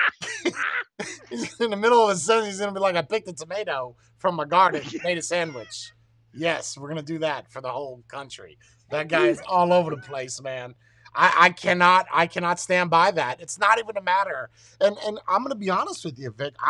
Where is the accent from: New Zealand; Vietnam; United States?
United States; as an American citizen